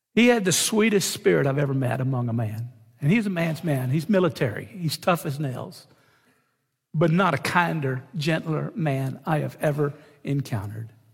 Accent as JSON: {"language": "English", "town": "San Antonio", "region": "Texas", "country": "United States", "also_born_or_lived": "Beaumont, Texas (hometown, Lamar University)", "said": "I'm from San Antonio"}